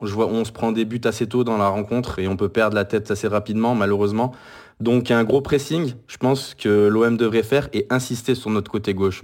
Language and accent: French; France; je suis français